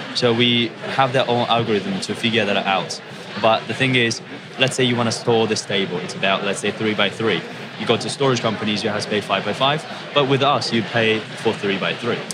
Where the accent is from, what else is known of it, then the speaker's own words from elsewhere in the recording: Japan; moved away as an adult; also born or lived in Indiana, United States; I'm from Japan.